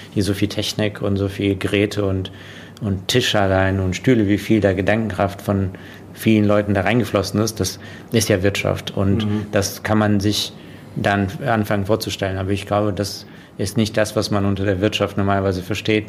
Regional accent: Russia; now in Germany; ich bin in Russland geboren und dann nach Deutschland quasi, ähm, um da jetzt ganz äh, den Kontext zu setzen, äh, gekommen

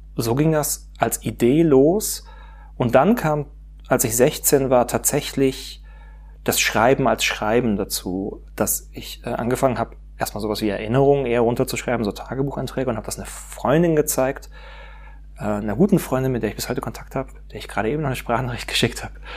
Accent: Pforzheim, Baden-Württemberg, Germany; now in Stuttgart, Germany; ich bin aufgewachsen in Pforzheim

